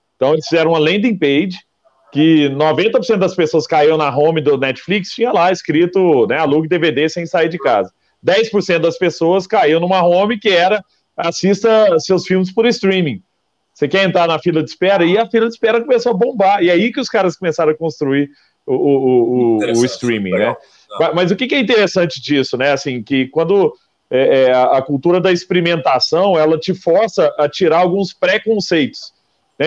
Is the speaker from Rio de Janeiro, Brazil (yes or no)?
no; Araguari, Minas Gerais, Brazil; Eu lembro lá em Araguari, quando eu sou nascido em Araguari, né, Triângulo Mineiro, e lá em Araguari chegava na época, na minha época de escola